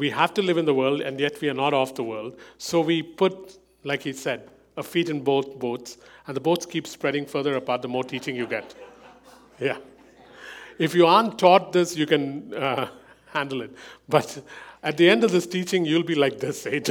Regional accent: India; As an Indian, I come from a culture where saving money is the first thing parents

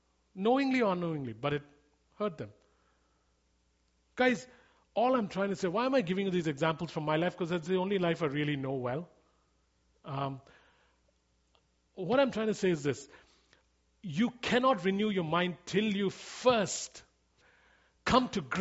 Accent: India; moved away; I grew up in India

